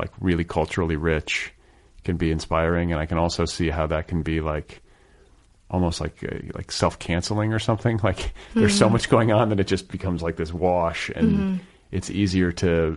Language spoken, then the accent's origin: English; Indiana, United States; moved away; the neighborhood I grew up in Indiana